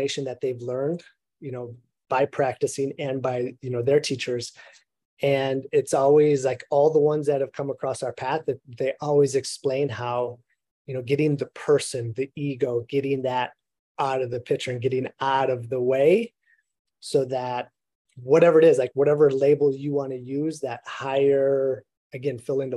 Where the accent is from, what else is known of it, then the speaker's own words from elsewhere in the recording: Minnesota, United States; moved away; growing up in Minnesota